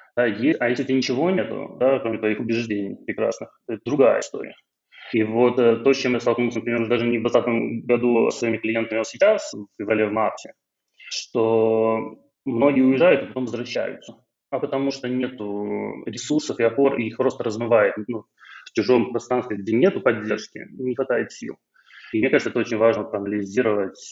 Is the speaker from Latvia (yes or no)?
no; Belarus; moved away as an adult; now in Georgia; я белорус